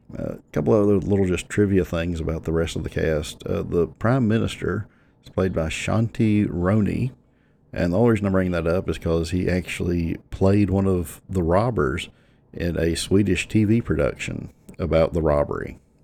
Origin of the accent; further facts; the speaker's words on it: near Franklin County, Virginia, United States; where I grew up, I mean, I don't know how many people know this, but just the stones throw up the road for me is Franklin County, which is the moonshine capital of the world